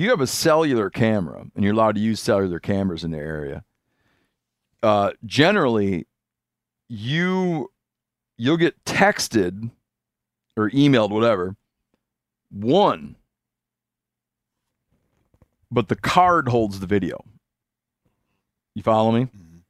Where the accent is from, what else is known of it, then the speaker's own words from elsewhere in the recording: Connecticut, United States; You see, my home state is in Connecticut.